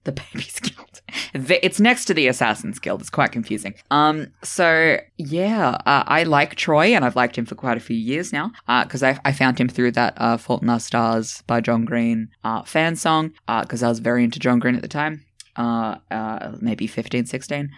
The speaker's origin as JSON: {"language": "English", "country": "Australia", "said": "I'm Australian"}